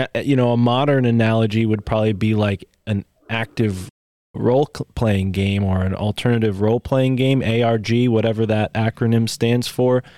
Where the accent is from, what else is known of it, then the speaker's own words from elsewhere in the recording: United States; my home state